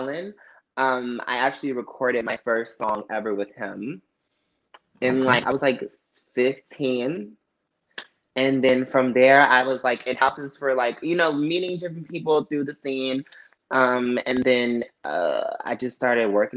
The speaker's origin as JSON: {"language": "English", "town": "Rancho Cucamonga", "region": "California", "country": "United States", "tie": "born or raised there", "also_born_or_lived": "Los Angeles, California", "said": "I'm from California. I'm born in L.A., raised in Rancho Cucamonga"}